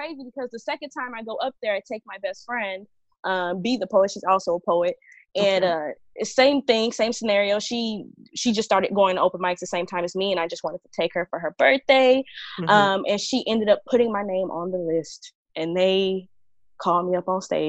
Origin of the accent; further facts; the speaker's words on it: Dallas, Texas, United States; I'm a poet from Dallas, Texas